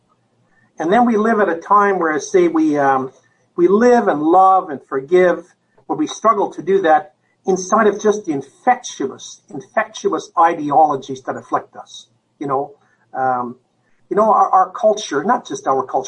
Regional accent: Canada; moved away as an adult; now in United States; I'm a Canadian, so I haven't lived in the United States other than the last 15 years

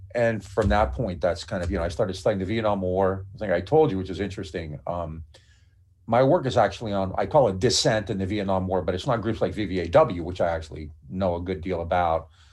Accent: Niles, Ohio, United States; I grew up in the Mahoney Valley, which is, you know, Youngstown's the best known place, but I'm in a small town, uh, Niles, Ohio

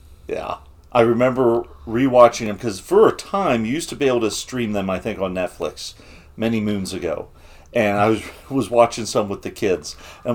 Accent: Bluffton, United States; I was born in a town called Bluffton. I was born in Bluffton.

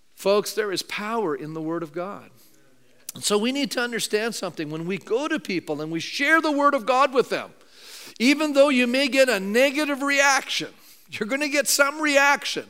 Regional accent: Canada; being a Canadian

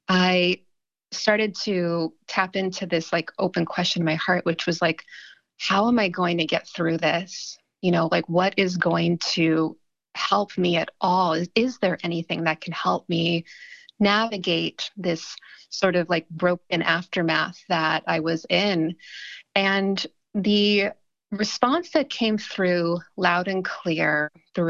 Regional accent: Ohio, United States; moved away; also born or lived in California / Los Angeles; growing up in Ohio

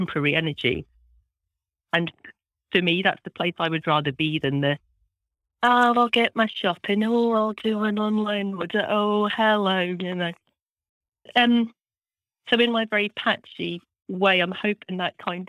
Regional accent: just outside Glasgow, Scotland, United Kingdom; I grew up in Scotland, just outside the city of Glasgow in the west coast of Scotland

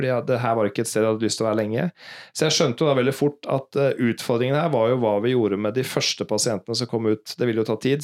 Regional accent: Norway; moved away as an adult; now in New York, United States; vi som nordmenn

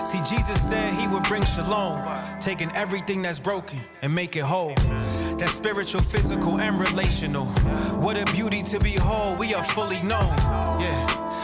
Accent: Dorchester, Massachusetts, United States; the problems or the issues or the desires that I was facing as a as a as a man growing up in Dorchester trying to find himself.

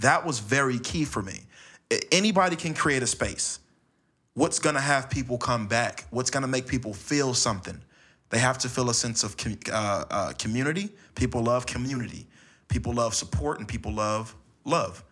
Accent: Los Angeles, California, United States; I was born and raised in Los Angeles.

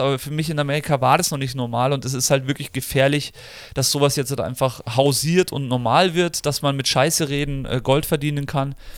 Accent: Germany; als Deutscher, auch wenn ich der englischen Sprache sehr mächtig bin

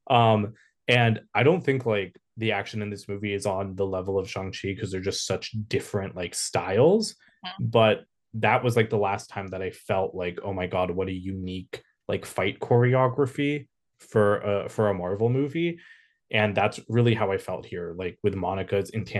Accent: India; I'm Desi, I'm not Pakistani, I'm Indian

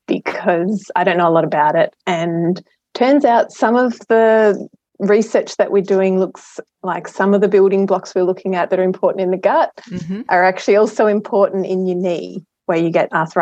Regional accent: Adelaide, South Australia, Australia; So I'm an Adelaide girl. Fairly idyllic childhood. I grew up at Westlake, lots of swimming over summer and playing on the beach and camping and all that sort of good stuff

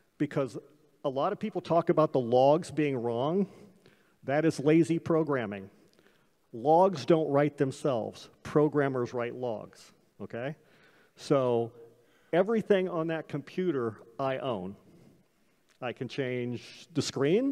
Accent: Illinois, United States; now in Florida, United States; I was a Republican from Illinois

